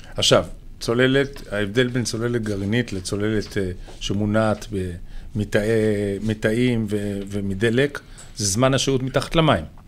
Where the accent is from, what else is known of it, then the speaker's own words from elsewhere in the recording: Haifa, Haifa District, Israel; גדלנו יחד בחיפה